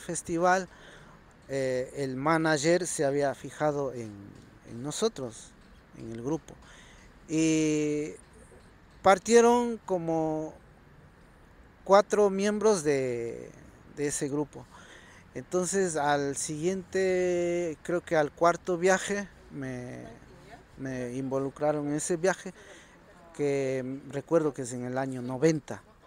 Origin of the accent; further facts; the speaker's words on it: Otavalo, Imbabura, Ecuador; moved away as an adult; also born or lived in Germany; now in Spain; de mi tierra natal, Otavalo, de San Juan